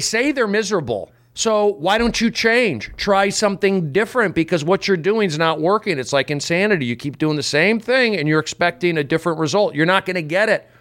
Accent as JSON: {"language": "English", "country": "United States", "said": "I guess I come from, um, you know, I was just raised on America"}